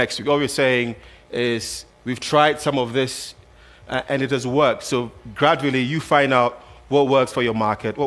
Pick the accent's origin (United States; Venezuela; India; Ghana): Ghana; I'm from Ghana, so I like to cite a lot of these examples as well